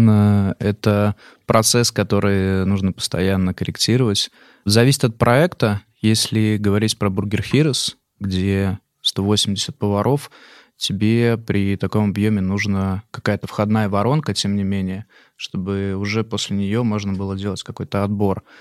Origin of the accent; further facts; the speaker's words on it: Minsk, Belarus; moved away as an adult; now in Moscow, Russia; Я из Минска, из Беларуси. Приехал в Москву 8 лет назад. Не знал здесь ни одного человека.